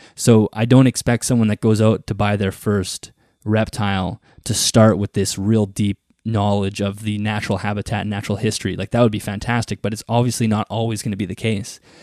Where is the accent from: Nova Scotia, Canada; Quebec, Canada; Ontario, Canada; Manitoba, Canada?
Manitoba, Canada; I grew up, you know, sort of on a farm in Canada. I'm from Canada, for those who don't know, in the province of Manitoba, and I live in the prairies.